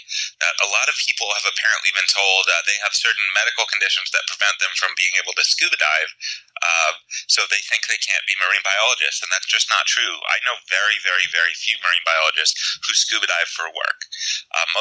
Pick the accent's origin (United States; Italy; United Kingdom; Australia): United States; Pittsburgh, Pennsylvania; I grew up in Pittsburgh, pretty far from the ocean